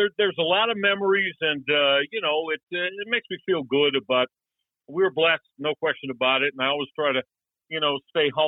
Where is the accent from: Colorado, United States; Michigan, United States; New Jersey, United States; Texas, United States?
Michigan, United States; Detroit; growing up in Detroit certainly set the groundwork for me in a great way.